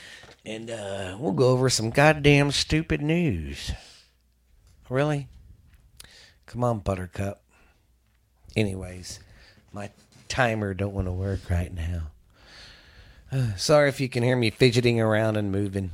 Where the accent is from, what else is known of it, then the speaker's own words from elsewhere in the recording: the South, United States; we're from the South